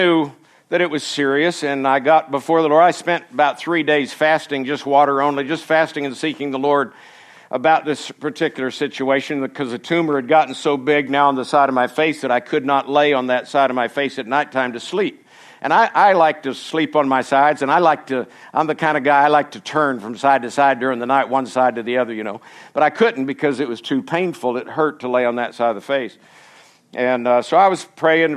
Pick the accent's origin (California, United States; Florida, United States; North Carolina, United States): Florida, United States; moved away as an adult; also born or lived in Colorado; I was born and raised in Florida, lived there for 27 years